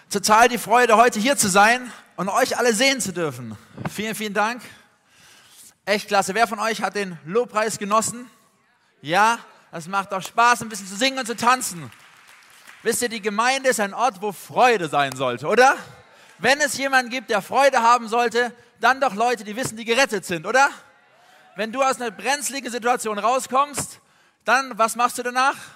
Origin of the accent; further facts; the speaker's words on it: Tübingen, Baden-Württemberg, Germany; sondern ich komme eigentlich aus Süddeutschland, aus Tübingen bei Stuttgart.